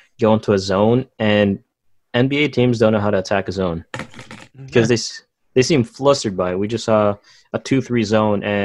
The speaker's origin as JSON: {"language": "English", "country": "Philippines", "said": "I'm Filipino"}